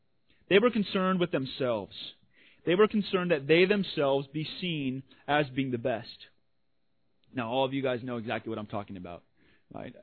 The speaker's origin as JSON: {"language": "English", "region": "Washington", "country": "United States", "tie": "born or raised there", "said": "I'm from Washington. Grew up"}